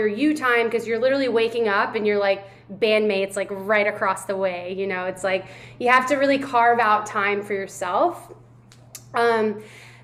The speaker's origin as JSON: {"language": "English", "town": "Louisville", "region": "Kentucky", "country": "United States", "tie": "born or raised there", "also_born_or_lived": "Miami / New York", "moved": "yes", "said": "I'm in Louisville, Kentucky, which is my hometown. It's where I was born and raised"}